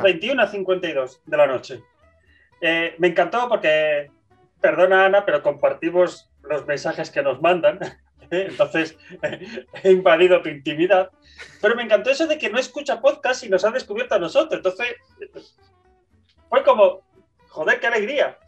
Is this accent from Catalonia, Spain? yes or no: no; Bilbao, Basque Country, Spain; soy de Bilbao